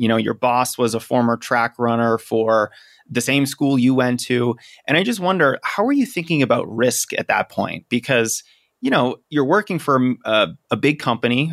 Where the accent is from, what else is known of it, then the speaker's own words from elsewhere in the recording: Boston, Massachusetts, United States; now in Denver, United States; my hometown is Boston